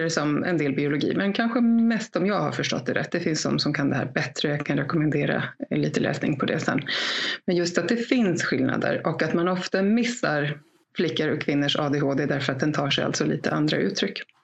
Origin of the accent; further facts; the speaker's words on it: Gotland, Sweden; Jag är född och uppvuxen här på Gotland där jag sitter